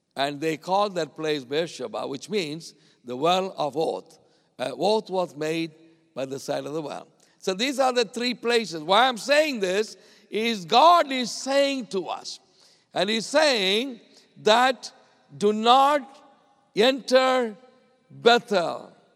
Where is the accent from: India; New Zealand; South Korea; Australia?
India; I came a long way from India